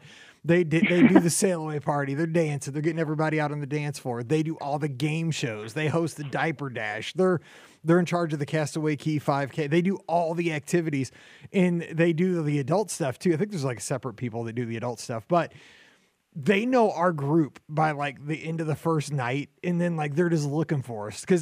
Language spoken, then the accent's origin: English; St. Louis, Missouri, United States; I'm from St. Louis, or Missouri.